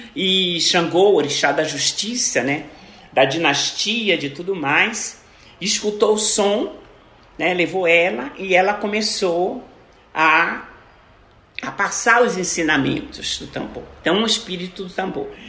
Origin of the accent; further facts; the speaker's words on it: Brazil; eu sou brasileira